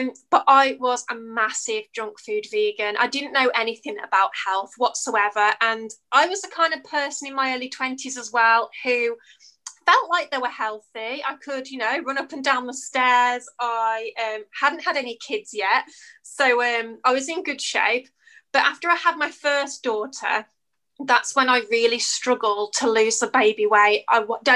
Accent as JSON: {"language": "English", "country": "United Kingdom", "said": "As you can probably tell by my accent, I'm from the UK."}